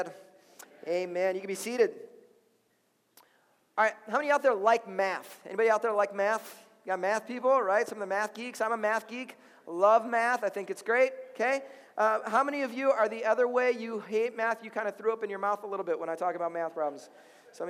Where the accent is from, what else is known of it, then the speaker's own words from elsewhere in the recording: Chicago, Illinois, United States; now in Minnesota, United States; I'm from Chicago. Okay, I'm from Chicago